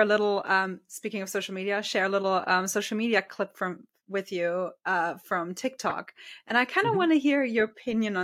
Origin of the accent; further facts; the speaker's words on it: Germany; I'm from Germany, and with us, it's very clear you start school